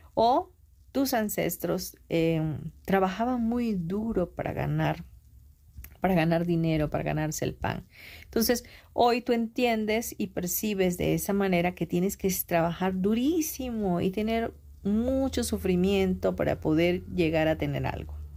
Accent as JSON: {"language": "Spanish", "country": "Mexico"}